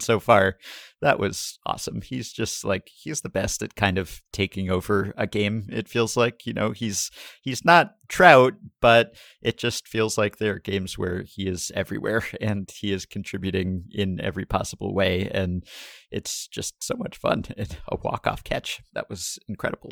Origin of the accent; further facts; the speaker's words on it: New York, United States; as a New Yorker and a former Yankee fan